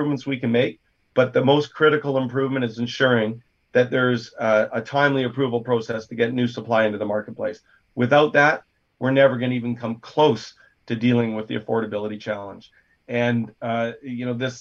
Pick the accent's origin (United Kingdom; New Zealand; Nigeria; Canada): Canada; North Shore, British Columbia; I grew up in the North Shore. I was born and raised here